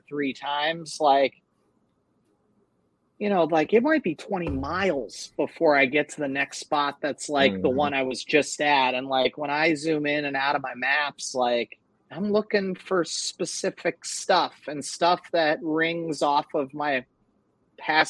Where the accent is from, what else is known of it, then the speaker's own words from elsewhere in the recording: Susquehanna River, Northeast, United States; I grew up on the Susquehanna River